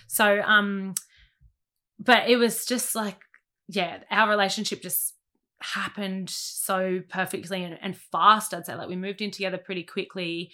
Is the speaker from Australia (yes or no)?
yes; Sydney, New South Wales, Australia; also born or lived in Mona Vale; born in Monavel, grew up between Narrabeen and Warrywood because my mum lived in Narrabeen, my dad lived in Warrywood